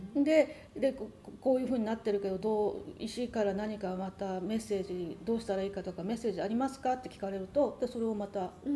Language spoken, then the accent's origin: Japanese; Japan; now in United States; 日本人なんで